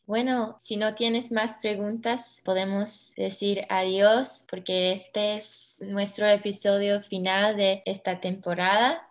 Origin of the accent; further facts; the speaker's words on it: United States; Spanish is a second language; de los Estados Unidos